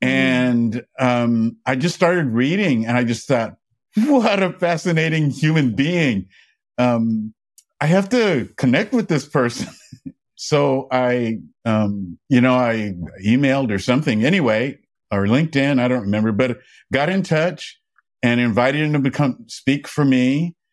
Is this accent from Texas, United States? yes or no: no; Atlanta, Georgia, United States; now in New York City, United States; I'm from Atlanta.